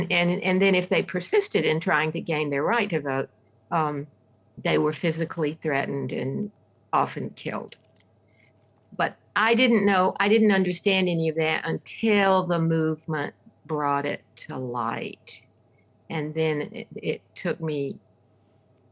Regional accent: Centerville, Alabama, United States; also born or lived in Selma, Alabama; My hometown where I grew up is Centerville, Alabama

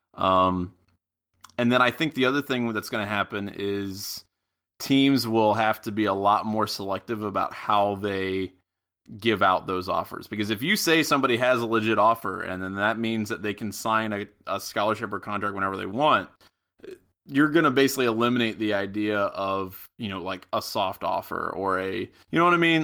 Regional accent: Middletown, Ohio, United States; I'm from Middletown, which is about twenty miles outside of Miami

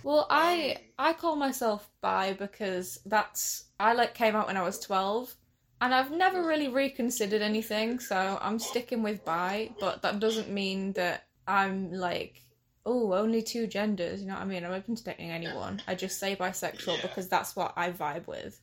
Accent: Hull, Yorkshire and the Humber, United Kingdom; I'm from Hull as well, and I'm 18.

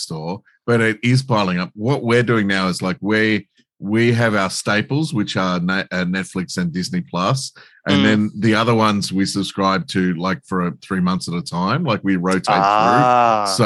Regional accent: St Albans, Victoria, Australia; I played Little League for the Doggies when I was in primary school because I grew up in St. Albans

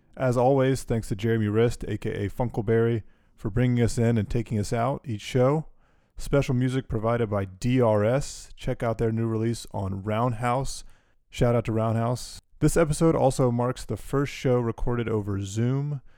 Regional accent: Durham, North Carolina, United States; David and I grew up in Durham together

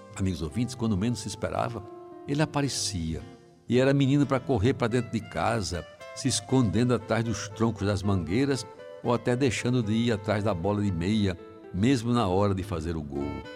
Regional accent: Brazil; algum tempo da minha infância em Jaguaribe

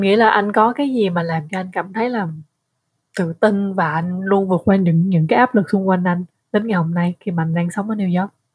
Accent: Vietnam; người Việt mà ở nước ngoài

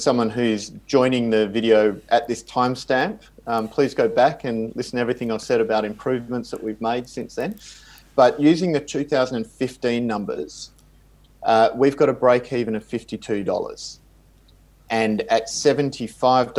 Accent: Perth, Western Australia, Australia; moved away; also born or lived in Swakopmund, Namibia; my hometown of Perth in Australia

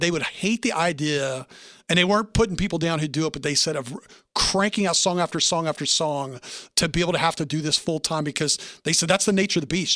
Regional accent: the South, United States; I'm from the South

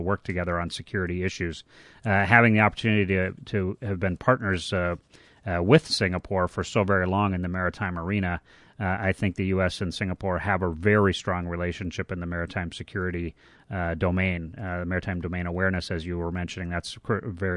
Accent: United States; as an American, as a retired naval officer

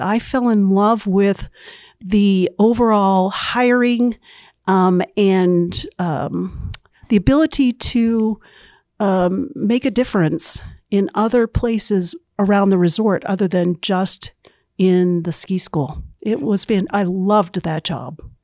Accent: central New Hampshire, United States; moved away as an adult; now in Utah, United States; I grew up in central New Hampshire

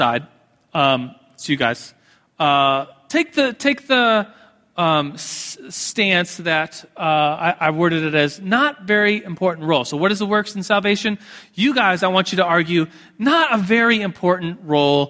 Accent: United States; as American evangelicals

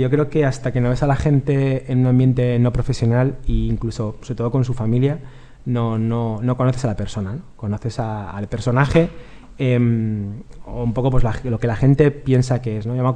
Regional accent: Galicia, Spain; somos gallegos.

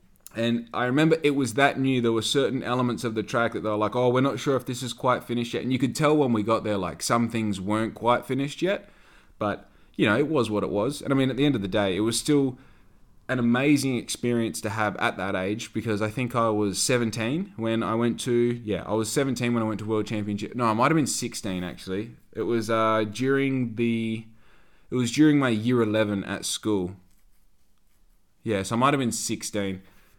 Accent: Victoria, Australia; I was originally from Victoria, so I've been back to Victoria every 10 minutes my whole time growing up.

